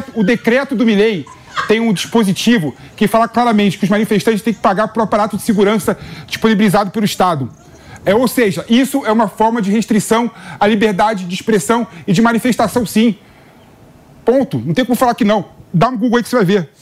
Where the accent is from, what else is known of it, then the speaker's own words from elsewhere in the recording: Brazil; nós somos brasileiros